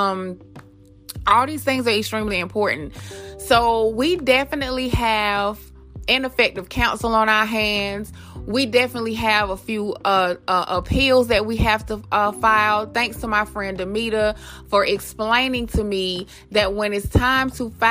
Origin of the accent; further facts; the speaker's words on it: Atlanta, Georgia, United States; also born or lived in Queens, New York; I moved to Atlanta when I was about 2 or 3 years old, I want to say. And I have been here ever since. I grew up off Northside Drive